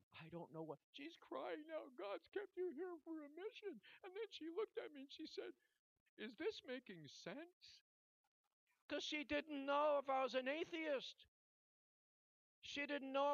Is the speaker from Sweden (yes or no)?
no; Canada; from Canada